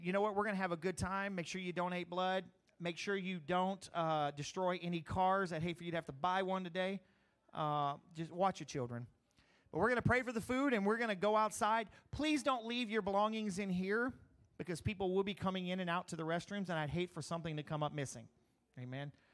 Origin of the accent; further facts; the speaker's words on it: Crowley, Louisiana, United States; moved away as an adult; also born or lived in Eunice, Louisiana; when I grew up in Crowley